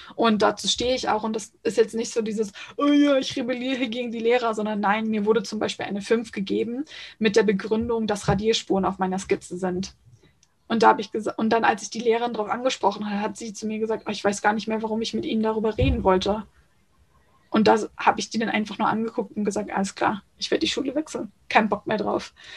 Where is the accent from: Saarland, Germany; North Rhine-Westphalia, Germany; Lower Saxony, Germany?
Lower Saxony, Germany; small town in Lower Saxony near Hamburg, Germany; Ich bin genauso am Grenzposten zwischen Niedersachsen und Hamburg und ähm, ziehe mich aber immer eher zu Hamburg, weil wenn ich dann anfange erkläre, wo genau aus Niedersachsen ich komme